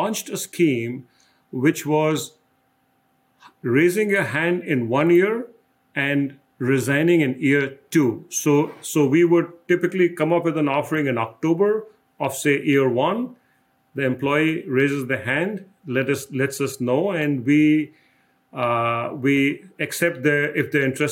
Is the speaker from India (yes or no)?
yes; India; now in Des Moines, United States; Growing up in India, my father always provided a lot of emphasis on education